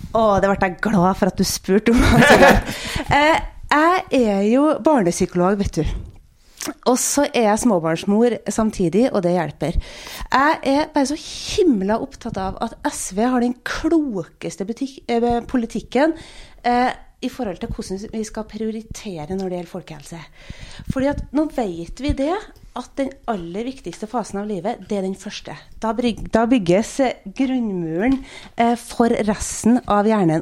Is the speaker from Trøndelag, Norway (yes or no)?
yes; Trøndelag, Norway; now in Stavanger, Norway; jeg kommer fra Trøndelag, der er det litt rødere.